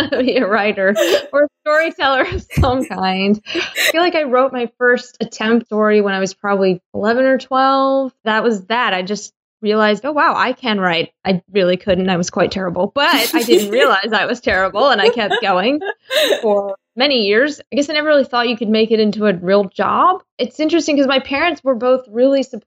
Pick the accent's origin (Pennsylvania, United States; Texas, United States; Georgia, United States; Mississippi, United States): Georgia, United States; moved away as an adult; now in Michigan, United States; I grew up in Georgia